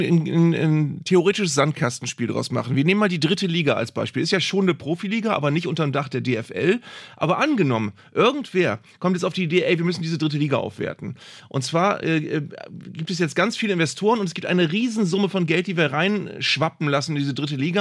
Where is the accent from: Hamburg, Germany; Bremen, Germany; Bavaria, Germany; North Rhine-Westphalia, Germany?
Bremen, Germany; ich komme aus Bremen